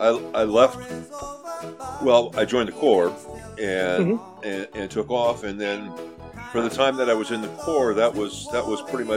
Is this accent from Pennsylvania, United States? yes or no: no; Whittier, California, United States; Okay. Well, I was born and raised in Whittier.